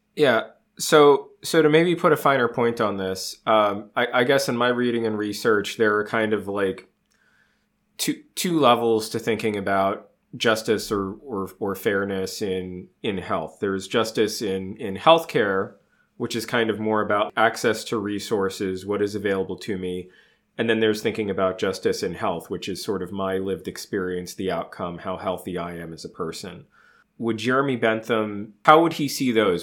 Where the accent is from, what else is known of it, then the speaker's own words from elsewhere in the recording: United States; Speaking as an American, we are raised on the manifest destiny